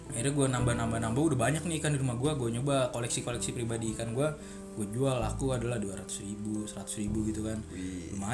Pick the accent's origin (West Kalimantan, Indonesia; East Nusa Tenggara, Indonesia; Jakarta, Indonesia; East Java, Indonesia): East Java, Indonesia; Lamongan; dari Lamongan ada dari Lamongan bang saya dari Lamongan nih bang